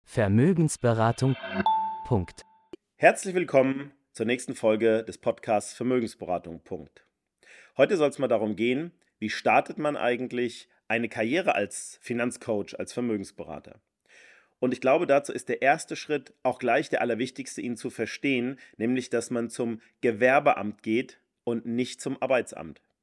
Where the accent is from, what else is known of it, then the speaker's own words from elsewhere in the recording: Rhine-Main area, Germany; wo ich herkomme, im, im Rhein-Main-Gebiet